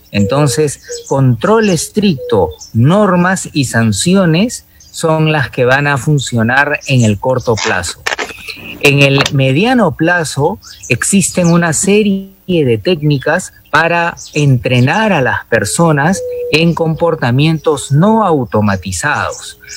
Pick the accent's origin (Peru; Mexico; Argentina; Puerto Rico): Peru